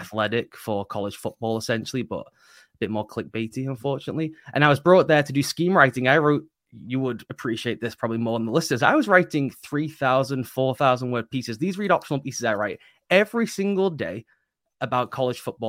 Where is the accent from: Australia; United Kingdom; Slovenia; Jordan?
United Kingdom; being British